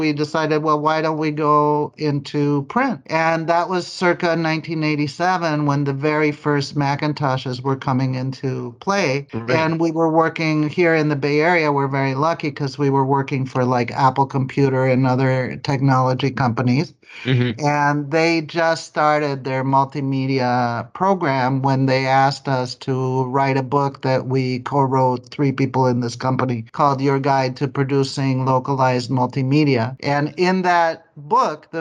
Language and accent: English; Mexico; first language Spanish; English is a second language; moved away as an adult; now in Los Angeles, United States; We're both from Mexico, and so we moved to Los Angeles in 1977